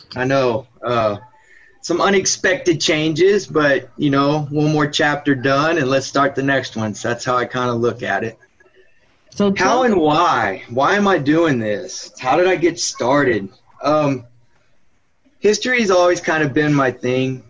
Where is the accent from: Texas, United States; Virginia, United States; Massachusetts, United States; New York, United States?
Texas, United States; Austin; I was from Austin